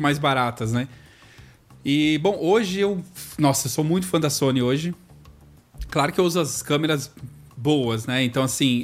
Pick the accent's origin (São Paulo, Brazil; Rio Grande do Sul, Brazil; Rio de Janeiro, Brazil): São Paulo, Brazil; moved away; Eu vim de São Paulo